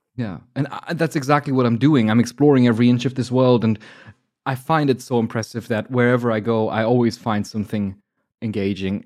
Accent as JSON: {"language": "English", "country": "Germany", "said": "I'm from Germany, so I'm calculating in kilograms"}